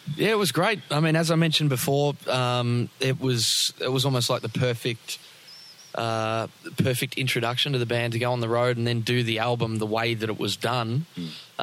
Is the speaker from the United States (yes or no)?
no; Melbourne, Victoria, Australia; I grew up a lot closer to the city.